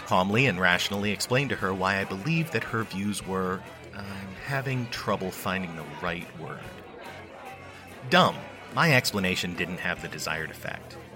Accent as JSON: {"language": "English", "country": "United States", "said": "I'm an American"}